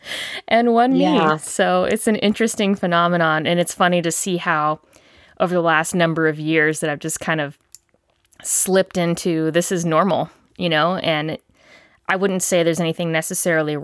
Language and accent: English; Charleston, South Carolina, United States; I grew up in Charleston